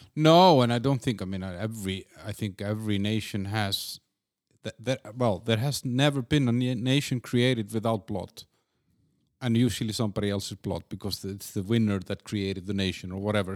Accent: Iceland; now in Prague, Czech Republic; I'm from Iceland

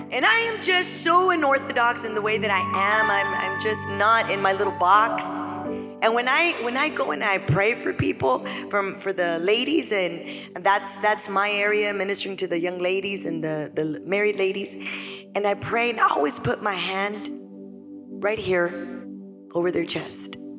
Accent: United States; now in Bellingham, United States; we were born here, we're American citizen, but our culture is Hispanic

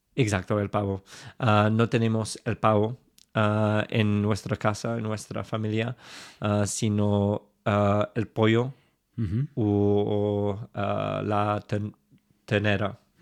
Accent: England, United Kingdom; accent: super English; Spanish is a second language; claramente tengo un acento súper inglés

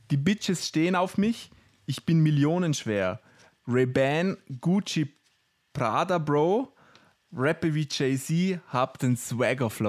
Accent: Austria; uns als Österreicher, glaube ich, gar nicht so bewusst.

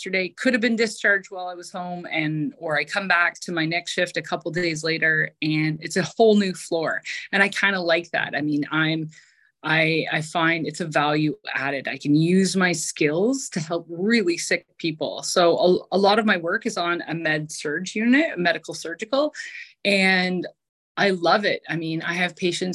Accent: Eastern Ontario, Canada; I actually had already eyed up working at one of our local hospitals in Eastern Ontario

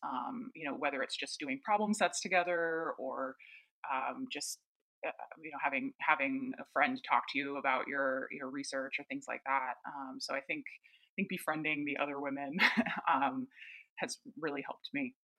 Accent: East Coast, United States; I grew up on the East Coast

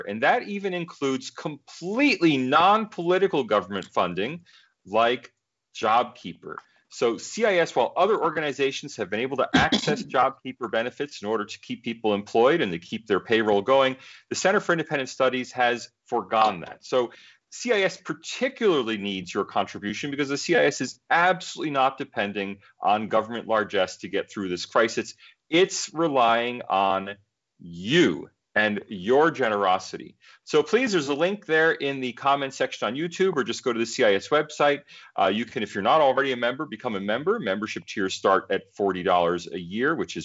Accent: United States; moved away as an adult; now in Australia; as an American, and of course, you know, we Americans are very attached to our freedom of speech. As an American, I was a bit surprised coming to Australia

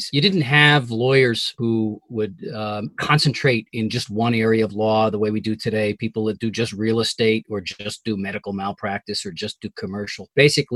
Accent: Yorktown, New York, United States; I was born and raised in Yorktown, which isn't far from Katona

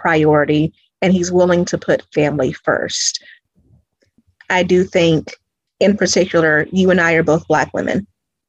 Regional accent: Greenville, South Carolina, United States; now in Atlanta, United States; I'm originally from Greenville, South Carolina.

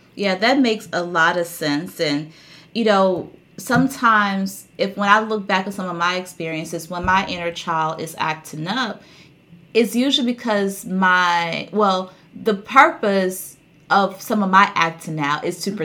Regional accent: the South, United States; I grew up in the South

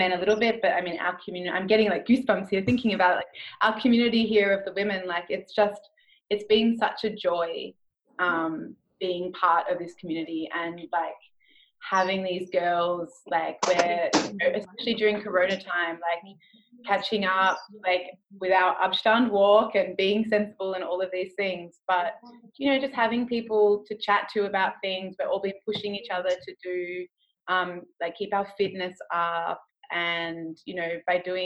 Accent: Australia; moved away; we are an Australian community as well

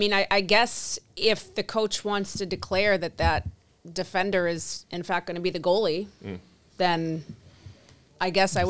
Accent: Canada; moved away; I grew up playing hockey in Canada, that my youth

